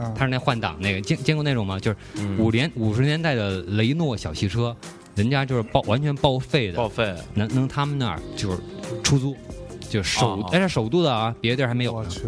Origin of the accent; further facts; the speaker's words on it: China; 我们中国来的